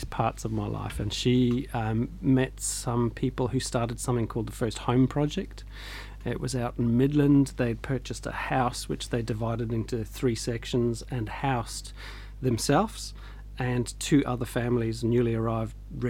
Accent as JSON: {"language": "English", "region": "Scotland", "country": "United Kingdom", "tie": "born or raised there", "said": "born in Scotland, my dad liked the outdoors and always just took us up hiking in the Highlands or around the lochs and stuff."}